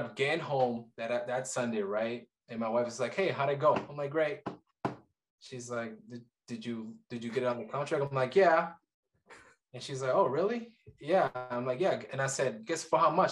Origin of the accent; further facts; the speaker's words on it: Colombia; now in Kansas City, United States; I'm from Colombia originally